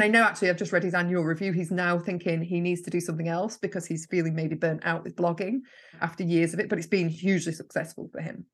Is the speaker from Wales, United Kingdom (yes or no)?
no; Yorkshire and the Humber, United Kingdom; now in Lancashire, United Kingdom; I'm originally from Yorkshire and I live in Lancashire.